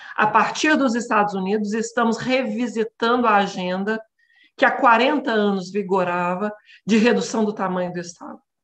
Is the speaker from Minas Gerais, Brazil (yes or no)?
yes; Minas Gerais, Brazil; moved away as an adult; now in São Paulo, Brazil; eu sou natural de Minas, né, estou em São Paulo há 10 anos